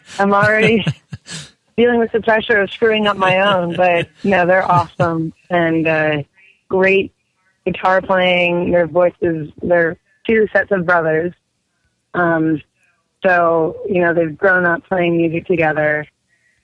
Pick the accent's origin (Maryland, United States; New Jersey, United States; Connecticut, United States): Maryland, United States; Bethesda; moved away; I was in Bethesda, Maryland playing two nights in a row at this theater that I've played there, sort of my hometown